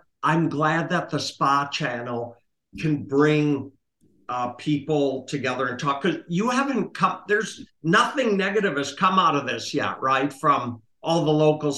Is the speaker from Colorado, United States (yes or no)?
no; Minneapolis, Minnesota, United States; also born or lived in Palm Springs; When I was growing up in Minneapolis, my dad had a number of clothing stores in the Minneapolis-St. Paul area